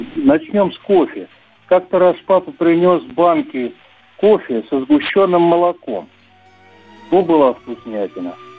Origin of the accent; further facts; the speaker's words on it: Saratov, Saratov Oblast, Russia; они вернулись потом назад в Саратов. И научили они меня, я воспитывался до школы у них